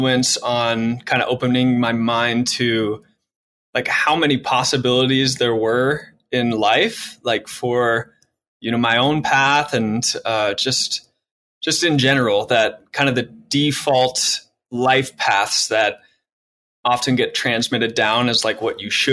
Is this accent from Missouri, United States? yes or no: yes; St. Louis, Missouri, United States; moved away as an adult; now in Colorado, United States; I come from St. Louis. That's where I was born and raised